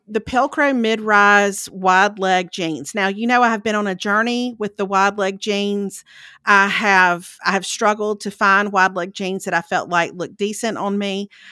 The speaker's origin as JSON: {"language": "English", "area": "Lauderdale County", "region": "Mississippi", "country": "United States", "moved": "yes", "said": "I'm originally from Lauderdale County"}